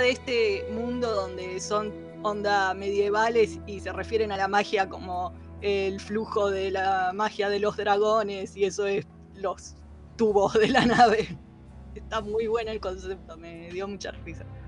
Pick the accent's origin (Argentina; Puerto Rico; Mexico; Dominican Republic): Argentina; siendo argentinos en esa época